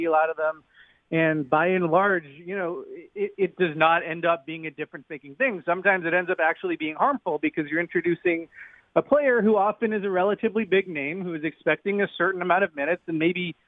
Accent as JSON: {"language": "English", "town": "Toronto", "region": "Ontario", "country": "Canada", "moved": "as an adult", "lives_now": "Brooklyn, United States", "said": "I'm from Toronto, and I'm in Brooklyn."}